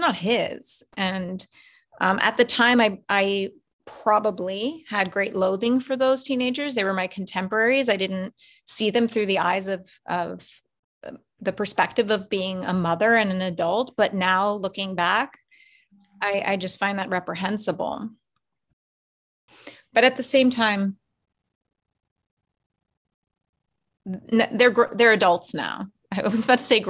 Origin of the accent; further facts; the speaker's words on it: Irvine, California, United States; now in New York City, United States; my home state